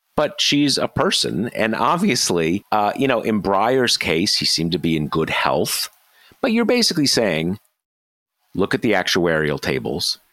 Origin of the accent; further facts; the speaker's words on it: near Los Angeles, California, United States; I, I grew up near Los Angeles